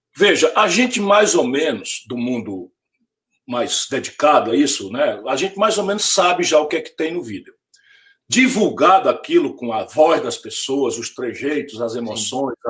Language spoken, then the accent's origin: Portuguese; Sobral, Ceará, Brazil; o meu francês, que eu vim de Sobral, já está um pouco enferrujado